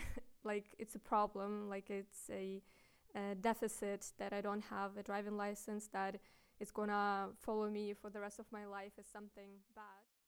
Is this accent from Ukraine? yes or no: yes; Ukraine; now in Germany; I come from Ukraine. My mom is also Ukrainian. My parents are Ukrainian